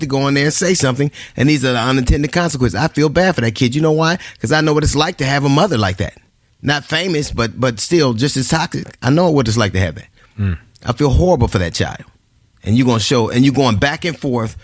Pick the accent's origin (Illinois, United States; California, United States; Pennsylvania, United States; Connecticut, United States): California, United States; Los Angeles; I grew up in Los Angeles